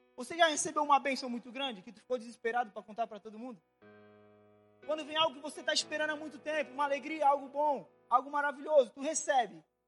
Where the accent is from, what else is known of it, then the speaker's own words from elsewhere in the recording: Guarujá, São Paulo, Brazil; eu morava no Guarujá